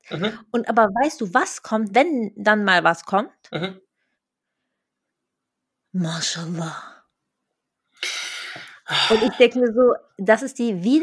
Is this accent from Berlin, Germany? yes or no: yes; Berlin, Germany; Ähm, ich glaube, Berlin, also ich komme aus Berlin und ich glaube, Berlin ist